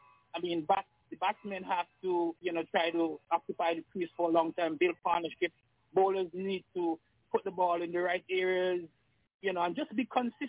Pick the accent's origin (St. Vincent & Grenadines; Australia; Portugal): St. Vincent & Grenadines; South River, Charlotte; I'm from South River.